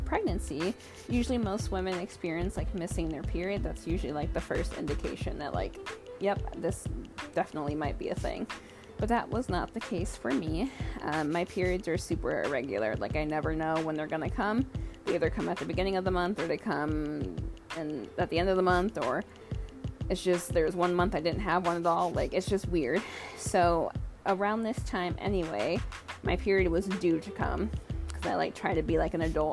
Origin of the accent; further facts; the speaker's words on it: Michigan, United States; moved away as an adult; also born or lived in Arizona; now in Washington State, United States; I was born in Arizona, but pretty much raised in Michigan my entire life. Now, I just live in Washington State